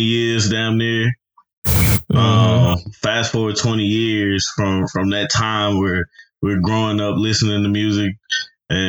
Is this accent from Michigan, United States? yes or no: no; Chattanooga, Tennessee, United States; now in Atlanta, United States; From Chattanooga, man. I live in Georgia, ATL, currently.